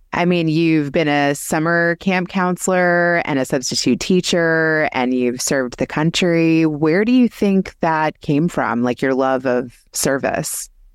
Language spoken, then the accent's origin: English; Kentucky, United States; I grew up in Kentucky